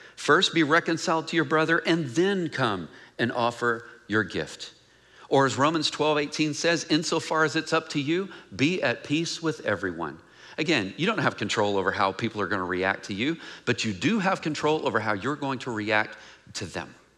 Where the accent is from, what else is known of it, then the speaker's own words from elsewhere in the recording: Mineola, Texas, United States; moved away; I'm from Mineola, Texas